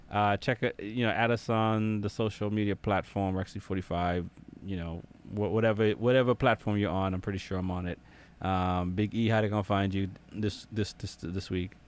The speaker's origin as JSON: {"language": "English", "country": "Jamaica", "tie": "born or raised there", "moved": "yes", "lives_now": "United States", "said": "growing up in Jamaica. Um, well, a little bit of my life in Jamaica, most of my life in the U.S. now."}